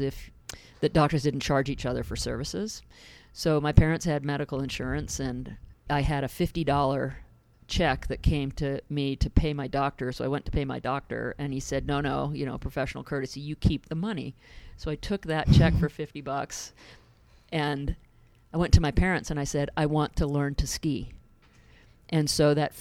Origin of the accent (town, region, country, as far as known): Seattle, Washington, United States; born or raised there; also born or lived in England